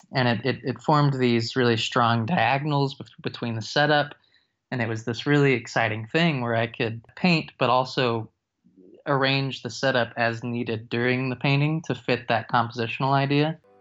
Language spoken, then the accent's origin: English; East Texas, United States; now in Fayetteville, United States; From Texas, actually, I'm from East Texas